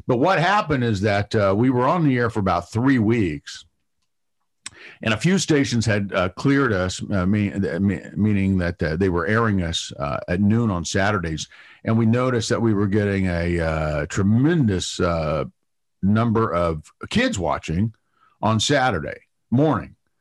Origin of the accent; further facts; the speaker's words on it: Ohio, United States; moved away; I'm originally from Ohio